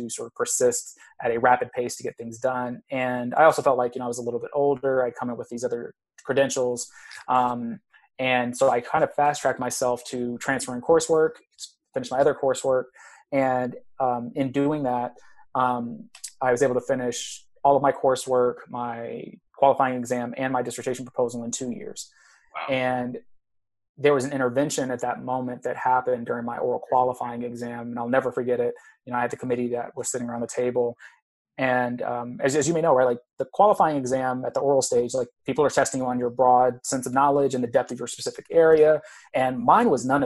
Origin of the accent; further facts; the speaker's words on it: Texas, United States; moved away as an adult; also born or lived in Arizona; I'm originally from Texas